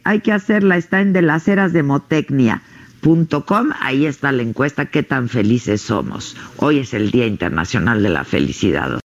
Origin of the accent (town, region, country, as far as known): Mexico